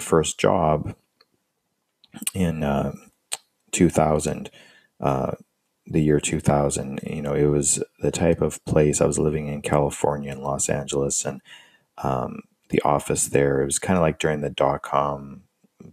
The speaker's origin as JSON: {"language": "English", "country": "Canada", "also_born_or_lived": "United States", "moved": "as an adult", "said": "I'm from Canada and I was living in the States as an international student"}